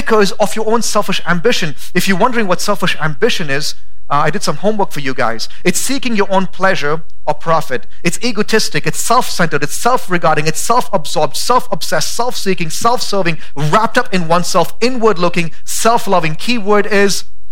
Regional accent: India; now in Boise, United States; I'm from India.

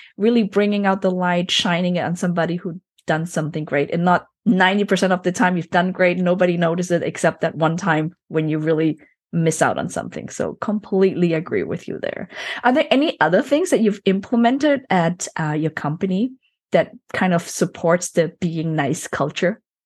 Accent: Germany; I was born and raised into a Chinese family, but I was actually, I grew up in Germany

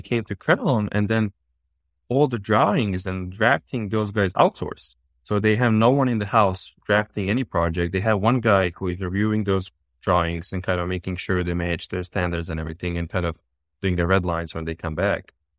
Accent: Bosnia & Herzegovina; also born or lived in Serbia; now in United States; I'm born and raised in Bosnia and really, really small town in Bosnia.

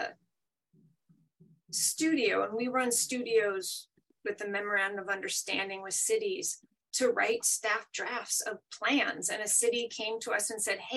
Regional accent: Seattle, Washington, United States; moved away as an adult; also born or lived in upstate New York; I'm originally from Seattle

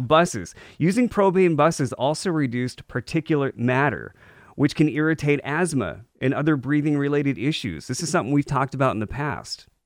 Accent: Maine, United States; moved away; I grew up in Maine

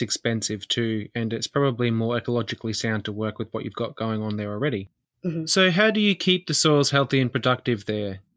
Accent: Queensland, Australia; growing up in Queensland

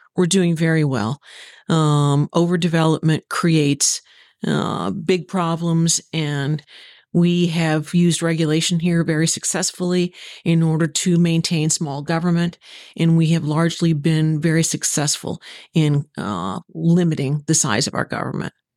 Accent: Southern Illinois, United States; moved away as an adult; also born or lived in Texas; now in Stuart, United States; I'm originally from Southern Illinois, a, uh, farmer's daughter, granddaughter, sister

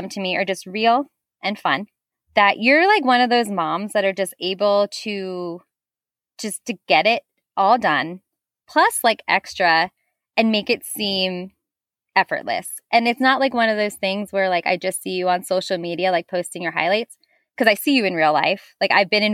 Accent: New Jersey, United States; I'm from New Jersey.

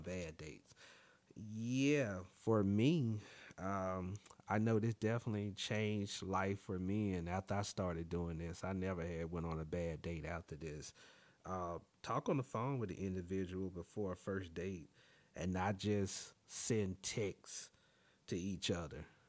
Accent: Alabama, United States; now in Washington, D.C., United States; born and raised in Alabama, but I live in multiple other cities as well and currently reside in Washington, D C.

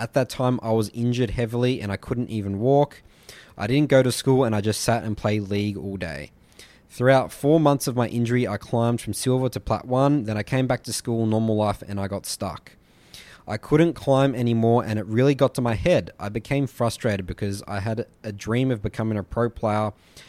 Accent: Poland; English is a second language; I'm 17 and I'm from Poland.

